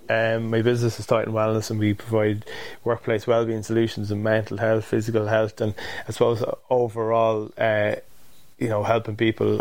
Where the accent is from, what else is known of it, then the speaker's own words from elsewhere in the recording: Drogheda, Leinster, Ireland; moved away as an adult; also born or lived in Limerick; I come from Drogheda, which wouldn't be a huge rugby town